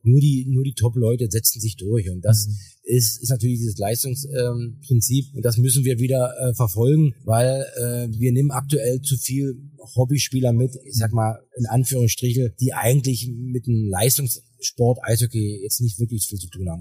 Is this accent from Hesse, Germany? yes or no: no; Weißwasser, Saxony, Germany; bei uns in der Lausitz äh, wächst ja jeder mit einem Schlittschuh irgendwie auf